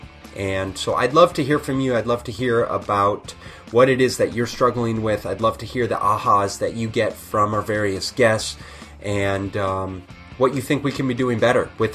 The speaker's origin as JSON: {"language": "English", "country": "United States", "said": "being American rugby players"}